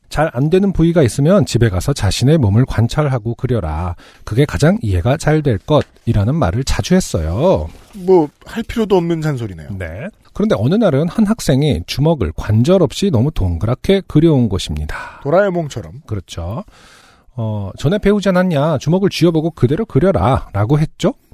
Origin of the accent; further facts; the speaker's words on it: Sangju, North Gyeongsang, South Korea; 저는 경북 상주 출신인데 지방 사시는 분들은 알겠지만 엄청나게 중한 질병이 아닌 이상 가봤자 근처 광역시의 큰 병원이 최선일 때가 많죠.